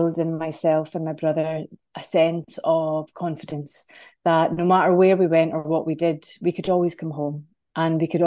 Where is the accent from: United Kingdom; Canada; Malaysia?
United Kingdom; Scotland; moved away as an adult; now in Ireland; So I live here in Ireland, but I'm from Scotland.